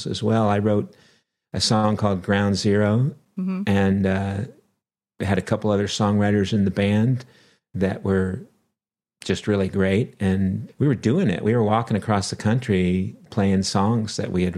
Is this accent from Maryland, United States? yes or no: no; Los Angeles, California, United States; moved away; also born or lived in Colorado / Las Vegas; I grew up in the San Fernando Valley